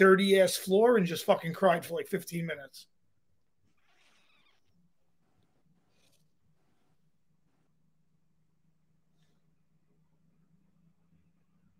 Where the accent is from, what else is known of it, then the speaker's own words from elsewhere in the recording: New York City, New York, United States; I'm a Brooklyn boy, baby. Like, I'm from New York